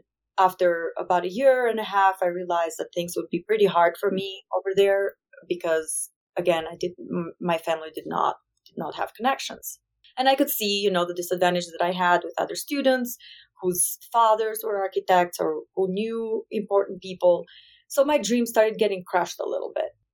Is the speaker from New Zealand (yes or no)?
no; Albania; English is a second language; moved away as an adult; now in Wyoming, United States; I come from a very small country with 3 million people total.